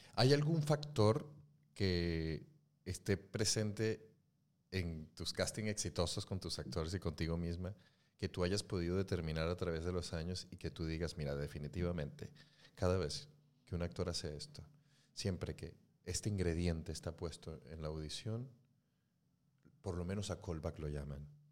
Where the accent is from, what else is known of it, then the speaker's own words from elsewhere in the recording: Mexico; moved away as an adult; now in Spain; vengo de México